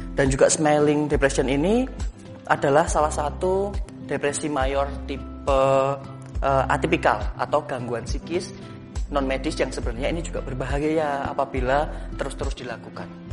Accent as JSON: {"language": "Indonesian", "town": "Yogyakarta", "region": "Special Region of Yogyakarta", "country": "Indonesia", "tie": "born or raised there", "said": "Saya lahir dan besar di Jogja, kuliah dan bekerja juga di Jogja."}